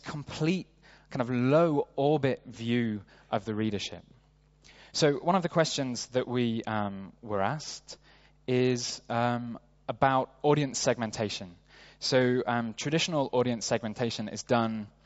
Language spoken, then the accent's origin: English; Sheffield, Yorkshire and the Humber, United Kingdom; moved away as an adult; now in New York, United States; my hometown of Sheffield in the UK